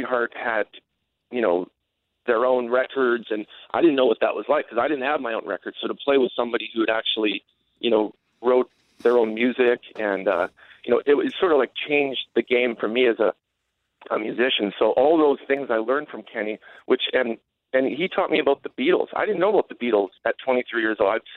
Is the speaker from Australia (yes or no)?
no; Winnipeg, Manitoba, Canada; when I grew up as a kid in Winnipeg